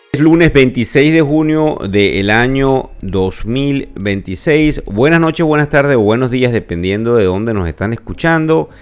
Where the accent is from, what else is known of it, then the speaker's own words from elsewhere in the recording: Venezuela; accent: Venezuelan; Yo soy venezolano, me cuesta mucho quitarme mi acento